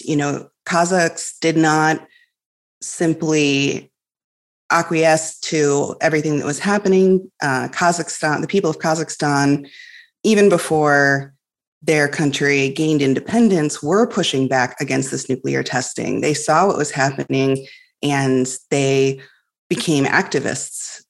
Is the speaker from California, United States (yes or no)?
no; Illinois, United States; I grew up in Illinois, which is on the prairie